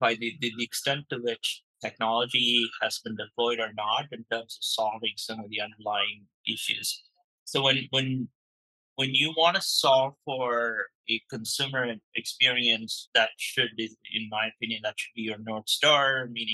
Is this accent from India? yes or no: yes; India; moved away as an adult; now in San Francisco Bay Area, United States; I grew up in India and I moved to the States.